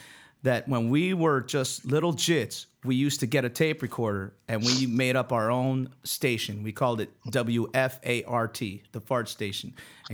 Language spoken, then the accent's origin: English; France; born there; We are twins. I was born in France. He was born in Germany.